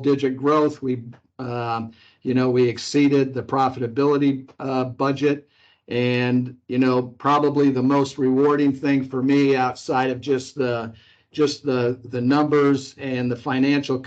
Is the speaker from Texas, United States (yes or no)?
no; Chicago, Illinois, United States; now in Wichita, United States; I'm from the Chicago area.